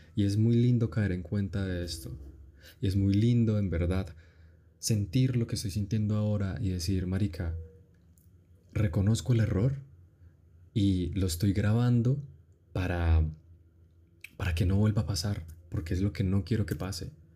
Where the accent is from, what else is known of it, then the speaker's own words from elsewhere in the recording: Colombia; Soy colombiano, evidentemente, y tenemos una cultura